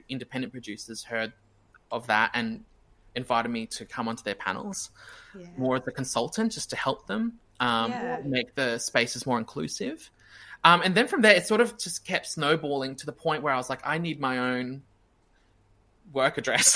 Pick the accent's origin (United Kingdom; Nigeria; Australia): Australia; Brisbane, Queensland; Brisbane again, which is like my hometown.